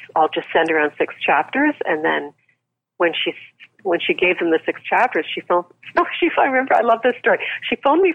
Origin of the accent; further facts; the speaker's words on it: Canada; I'm Canadian